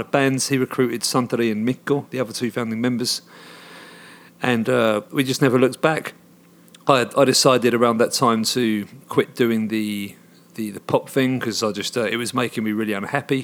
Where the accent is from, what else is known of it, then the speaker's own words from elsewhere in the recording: Hoddesdon, East of England, United Kingdom; moved away as an adult; now in Finland; where I grew up in Hoddesdon, back in the U K